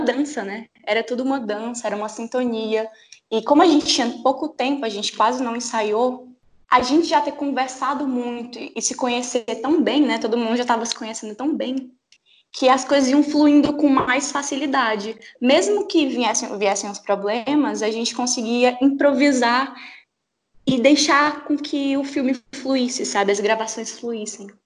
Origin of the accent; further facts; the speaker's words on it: Teresina, Piauí, Brazil; eu sou de Teresina, no Piauí